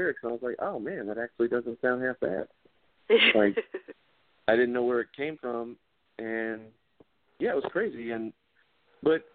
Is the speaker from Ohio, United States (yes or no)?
no; Lake Wylie, South Carolina, United States; moved away as an adult; now in Georgia, United States; I grew up in Lake Wylie, South Carolina, which is near Charlotte.